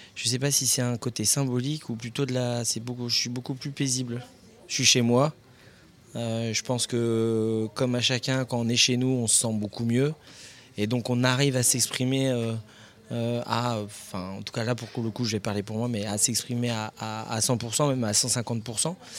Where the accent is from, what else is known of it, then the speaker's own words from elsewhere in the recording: Lorient, Brittany, France; moved away; also born or lived in Paris; je suis natif de Lorient. Enfin, plus exactement de l'Armor Plage.